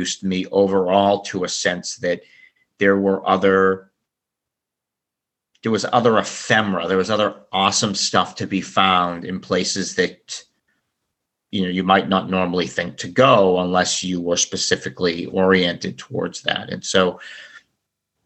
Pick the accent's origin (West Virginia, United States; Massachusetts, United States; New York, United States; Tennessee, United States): Massachusetts, United States; Boston; also born or lived in Florida; we moved to Boston from Florida. I originally was from Boston. We only lived in Florida for a short period of time.